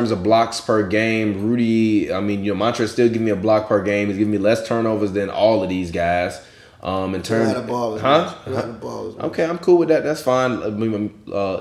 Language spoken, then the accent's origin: English; Chicago, Illinois, United States; I'm from Chicago.